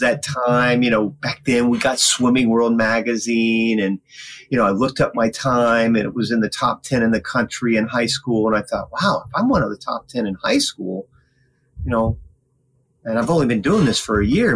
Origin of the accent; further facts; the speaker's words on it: Winter Haven, Florida, United States; I grew up in Winter Haven, Florida